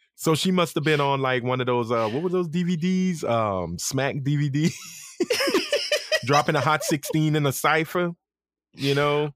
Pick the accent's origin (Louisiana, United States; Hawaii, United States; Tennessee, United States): Louisiana, United States; Lafayette; accent: country; I'm from Lafayette. I ain't got shit to do with New Orleans.